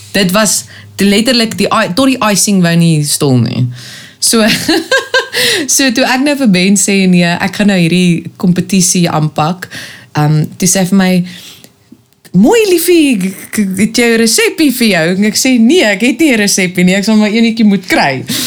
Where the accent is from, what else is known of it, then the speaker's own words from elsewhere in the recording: Pretoria, Gauteng, South Africa; also born or lived in Kempton Park / Cape Town; Ek het mense van my tyd in Pretoria um, het ons spandeer, maar ek's gebore in Kempton